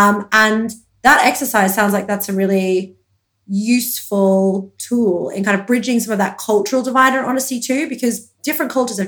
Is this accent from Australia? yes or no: yes; Australia; I'm Australian.